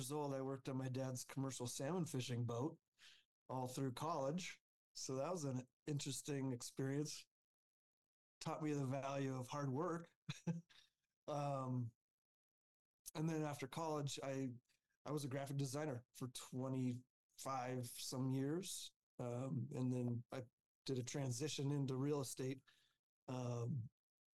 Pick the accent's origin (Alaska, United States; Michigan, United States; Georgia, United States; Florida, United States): Alaska, United States; moved away as an adult; now in Denver, United States; I grew up in Alaska. I came down to Colorado for college.